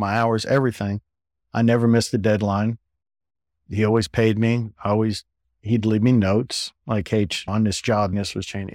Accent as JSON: {"language": "English", "region": "South Florida", "country": "United States", "tie": "born or raised there", "said": "growing up in South Florida at the time"}